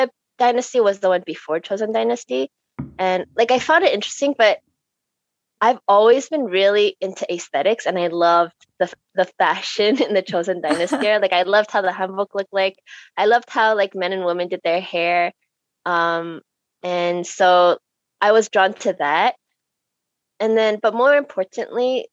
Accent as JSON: {"language": "English", "country": "Canada", "tie": "born or raised there", "said": "growing up in Canada"}